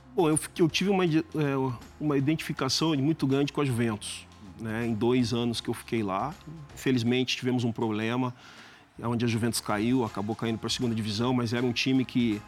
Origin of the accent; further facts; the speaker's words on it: Brazil; moved away as an adult; para nós brasileiros